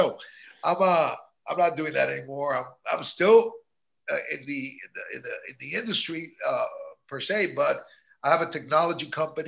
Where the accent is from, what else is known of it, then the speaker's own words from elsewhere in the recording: New York, United States; now in Miami, United States; My parents are Cuban. I was born in New York, but yeah, I'm a proud AB